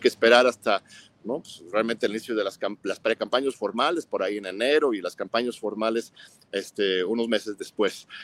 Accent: Mexico; como mexicanos

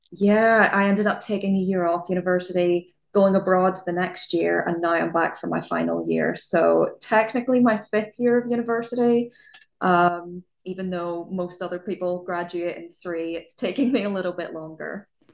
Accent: Northern Ireland, United Kingdom; moved away as an adult; now in Southampton, United Kingdom; I'm from Northern Ireland

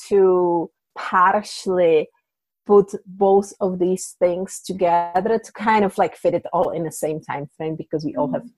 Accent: Czechia; English is a second language; moved away as an adult; now in United States; I came from Czech Republic. English is my second language

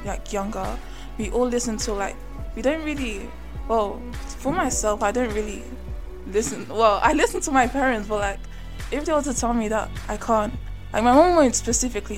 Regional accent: Nigeria; I'm from Nigeria

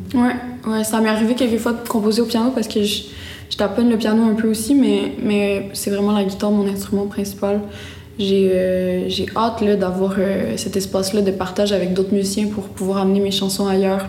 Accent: Gaspé, Quebec, Canada; je suis née à Gaspé, j'ai une mère gaspésienne

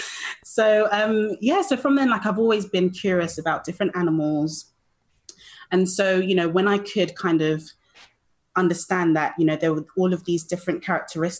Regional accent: London, United Kingdom; accent: British; Born and raised in London in the UK

